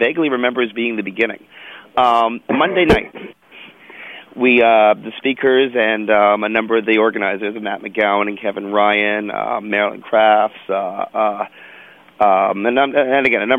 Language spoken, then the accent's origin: English; Canada; I'm a Canadian